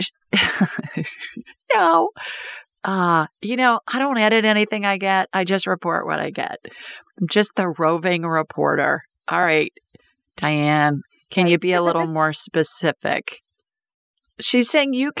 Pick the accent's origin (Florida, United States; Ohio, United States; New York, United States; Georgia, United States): Ohio, United States; Columbus; now in Alabama, United States; I grew up in Columbus